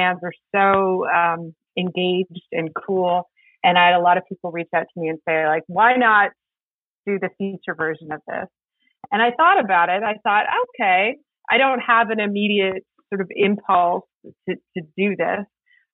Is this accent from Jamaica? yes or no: no; Northwest Territories, Canada; I'm from the Northwest Territories